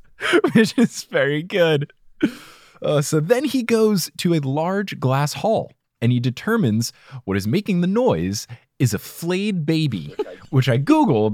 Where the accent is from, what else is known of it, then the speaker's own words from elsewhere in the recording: New Jersey, United States; moved away; also born or lived in Texas; I grew up in New Jersey